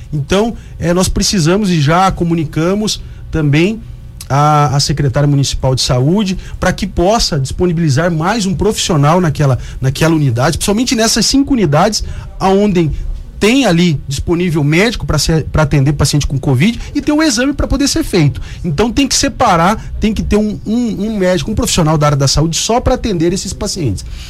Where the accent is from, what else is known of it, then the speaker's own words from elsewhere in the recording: Cuiabá, Mato Grosso, Brazil; sou cuiabano, de Chapecruz, nascido aqui em Cuiabá, no Hospital Santa Helena